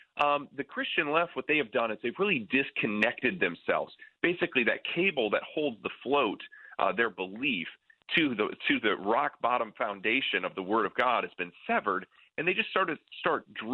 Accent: near Lake Michigan, Midwest, United States; I grew up near Lake Michigan

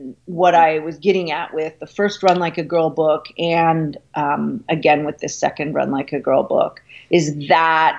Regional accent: Canada; moved away as an adult; now in New York, United States; I'm Canadian. So I was thinking in kilometers. I had just come to the United States

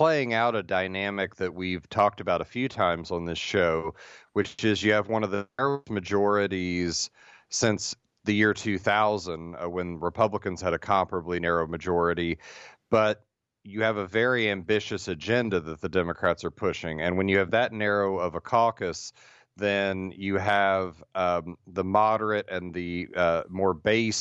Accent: Midwest, United States; Being from the Midwest

